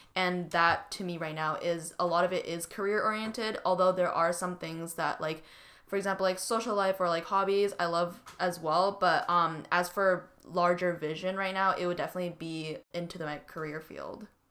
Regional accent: Vancouver, British Columbia, Canada; moved away as an adult; now in Seattle, United States; I grew up in Vancouver, B C

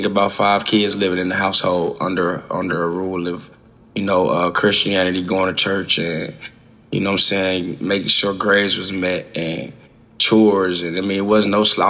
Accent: Dayton, Ohio, United States; I grew up in Dayton, Ohio, on Catawba, 1910 was my address to be exact

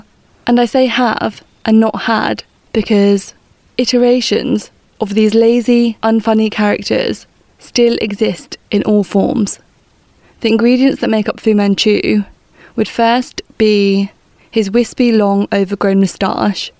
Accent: United Kingdom; a British East Asian of Chinese descent

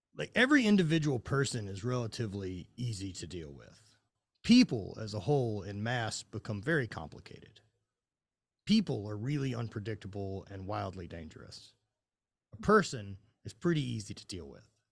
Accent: Louisiana, United States; I'm from Louisiana

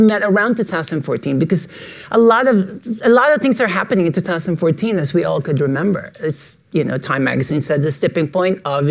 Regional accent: Philippines; moved away as an adult; now in New York, United States; I was born and raised in the Philippines, and I moved to New York in 2005

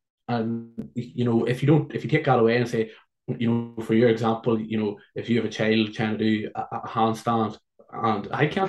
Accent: Ireland; I come from Ireland to play Gaelic football

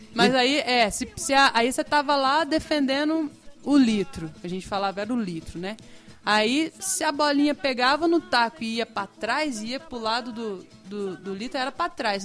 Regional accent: south of Minas Gerais, Brazil; now in São Jorge, Brazil; lá no sul de Minas, né? Sul de Minas. minha terra querida

